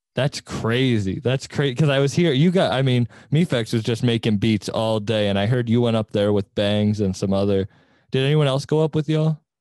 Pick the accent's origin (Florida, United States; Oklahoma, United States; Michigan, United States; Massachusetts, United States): Massachusetts, United States; Cape Cod; moved away; I'm originally from Cape Cod